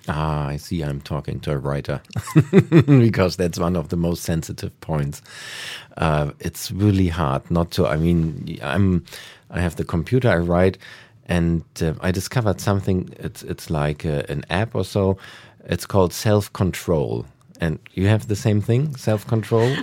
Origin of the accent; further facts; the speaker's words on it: Hamburg, Germany; also born or lived in United States / Asia / Berlin; now in Potsdam, Germany; I'm from Hamburg.